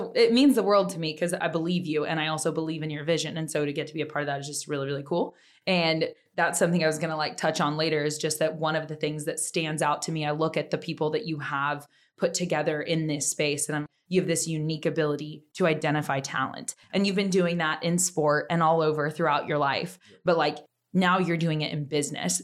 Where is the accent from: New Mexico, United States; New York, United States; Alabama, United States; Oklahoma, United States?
Oklahoma, United States; now in Austin, United States; I'm from Oklahoma. We say boomer sooner